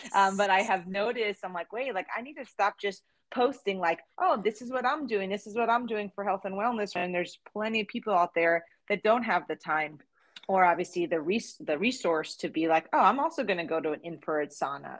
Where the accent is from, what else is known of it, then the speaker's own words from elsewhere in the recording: New Jersey, United States; as a child grow, growing up in New Jersey